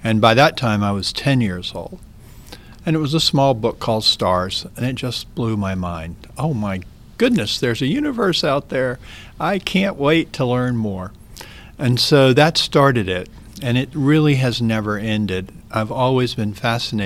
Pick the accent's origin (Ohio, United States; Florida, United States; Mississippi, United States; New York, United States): Mississippi, United States; I grew up in Mississippi, and grew up with my first cousin